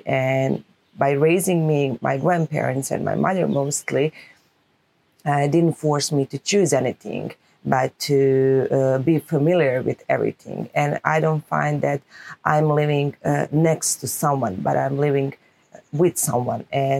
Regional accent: Mostar, Federation of Bosnia and Herzegovina, Bosnia & Herzegovina; also born or lived in Makarska, Croatia; I was born during the war here, not here in Mostar, but in Makarska. But when we came back here, actually, I was born and raised in Mostar on both sides of the Mostar.

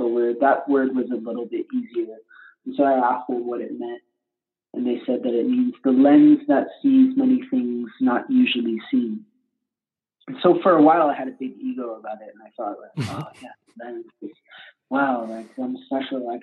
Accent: Detroit, Michigan, United States; I grew up in the Detroit area

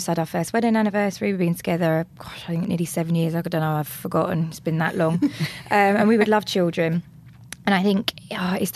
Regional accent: London, United Kingdom; I'm from London, so the accent is there

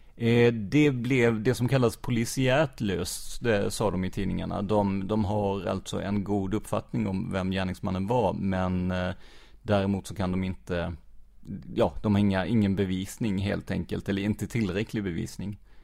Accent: Rödeby, Blekinge, Sweden; also born or lived in Karlskrona; jag är ju uppvuxen i, i Rödeby

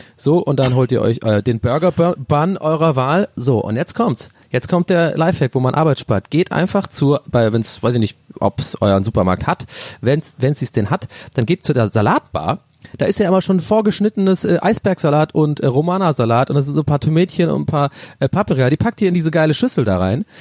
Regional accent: Ireland; moved away; Ich bin so ein richtiger Ire

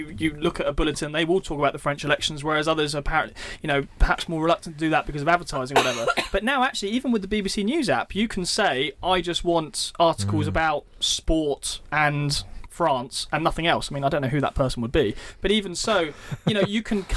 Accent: Eastbourne, South East England, United Kingdom; moved away as an adult; also born or lived in Southampton; now in London, United Kingdom; I grew up in Eastbourne

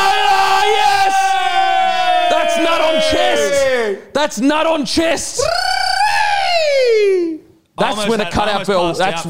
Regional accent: Australia; as an Aussie.

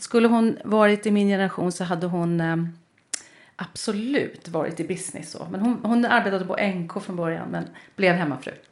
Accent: Lidingö, Stockholm County, Sweden; jag är uppvuxen på Lidingö

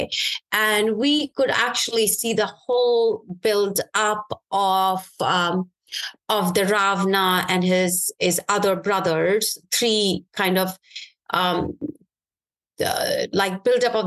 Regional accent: Srinagar, Jammu and Kashmir, India; now in United States; My early days were actually growing up in Kashmir, in Srinagar, which is the capital city of Kashmir.

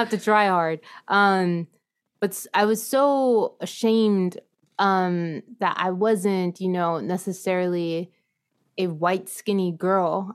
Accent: San Antonio, Texas, United States; San Antonio is really home. It's actually my hometown, I consider it.

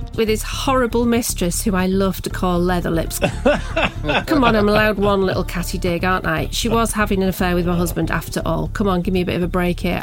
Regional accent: England, United Kingdom; everyone from my home country

